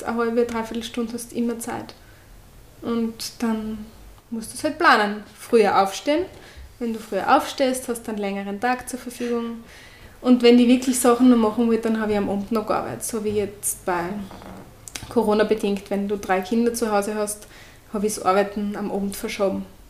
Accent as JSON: {"language": "German", "country": "Austria", "accent": "Austrian", "said": "ich bin die mit der österreichischen Färbung."}